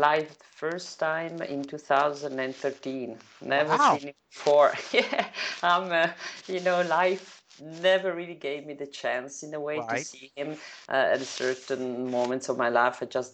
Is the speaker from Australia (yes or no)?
no; Italy; And it would have to be in Italy, in my hometown.